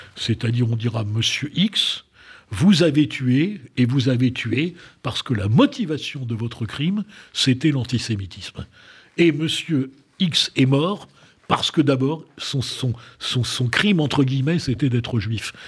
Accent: France; moi je suis fier de mon pays parce que je pense que c'est un grand pays

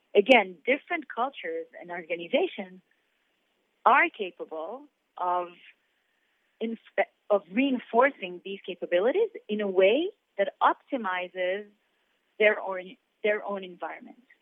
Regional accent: Israel; I'm born and raised in Israel

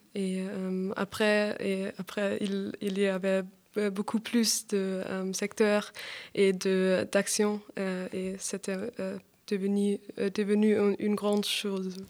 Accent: Augsburg, Bavaria, Germany; French is a second language; moved away as an adult; now in Paris, France; Je viens d'Augsbourg, c'est une ville en Bavière

